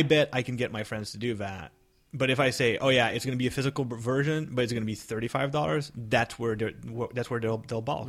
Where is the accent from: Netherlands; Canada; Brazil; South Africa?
Canada; I'm Canadian